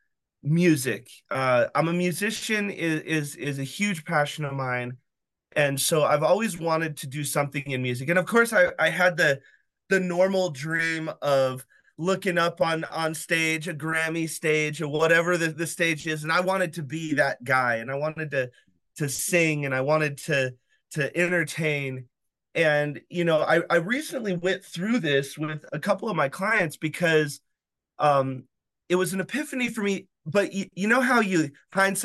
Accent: Wyoming, United States; I was born in Wyoming

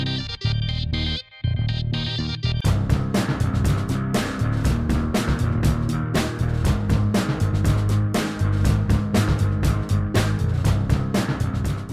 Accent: United Kingdom; I'm British.

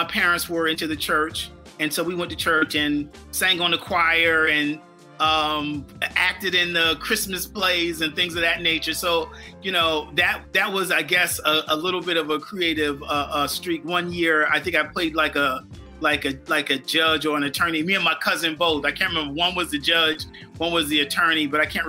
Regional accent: Bridgehampton, New York, United States; also born or lived in Southampton, New York; I grew up in Bridgehampton, and Bridgehampton is a village in the town of Southampton

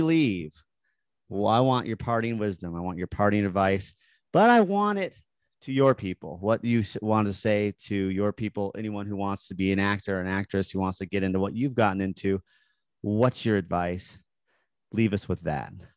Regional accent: Park City, Utah, United States; I grew up in Park City

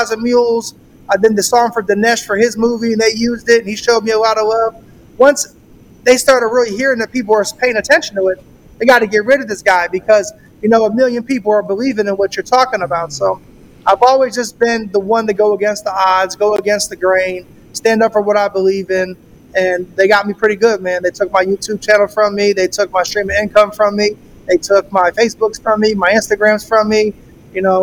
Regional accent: St. Petersburg, Florida, United States; I'm from St. Pete, Florida, right outside of Tampa

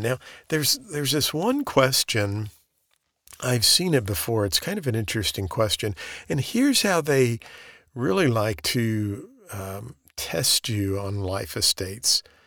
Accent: the Ozarks, United States; I'm from the Ozarks.

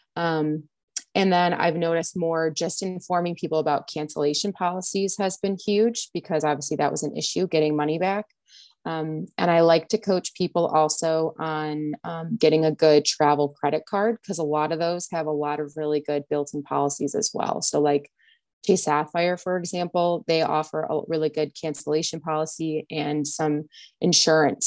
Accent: the Midwest, Michigan, United States; I'm from the Midwest, I'm in Michigan

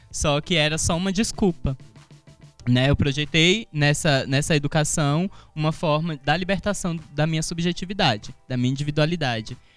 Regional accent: Alagoas, Brazil; accent: Alagoan; Então, primeiro eu tive que performar uma, uma, um, um sotaque não alagoano né? Porque eu não posso dizer que era um sotaque brasiliense, mas era um sotaque não alagoano para me encaixar nos grupos.

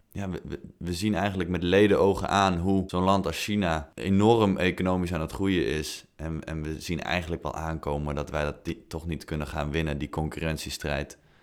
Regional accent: Netherlands

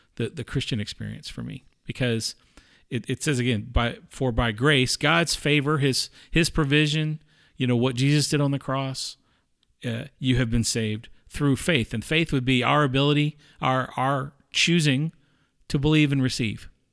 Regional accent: the South, United States; I grew up in the South too

